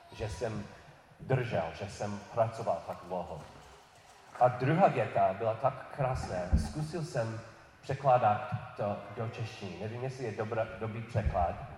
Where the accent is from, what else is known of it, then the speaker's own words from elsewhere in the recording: New York City, New York, United States; Czech is a second language; moved away; narodil jsem se v New York, New York City